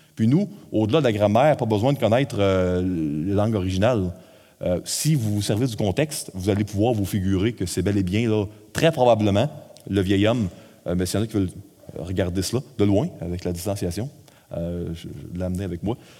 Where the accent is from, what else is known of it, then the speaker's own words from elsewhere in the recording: Quebec, Canada; nous, au Québec, on est un peuple, une nation un peu plus euh, individualiste.